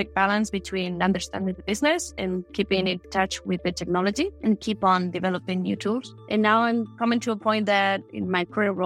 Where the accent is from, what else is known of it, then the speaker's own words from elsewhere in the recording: Madrid, Community of Madrid, Spain; also born or lived in Wisconsin; I grew up in Madrid, Spain